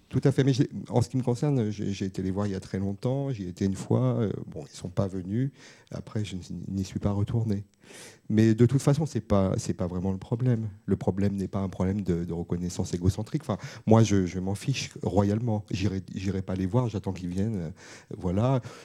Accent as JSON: {"language": "French", "town": "Bobigny", "region": "Île-de-France", "country": "France", "said": "je venais de Bobigny"}